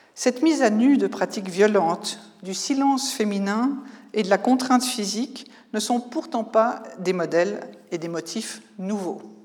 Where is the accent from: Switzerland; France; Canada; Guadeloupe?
Switzerland; en tant que Suisse